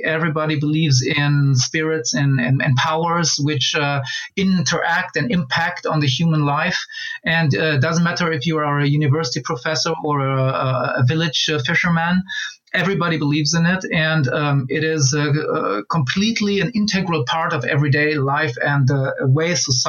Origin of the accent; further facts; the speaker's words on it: Angola; born there; also born or lived in Nigeria; So anyways, I was born in Angola.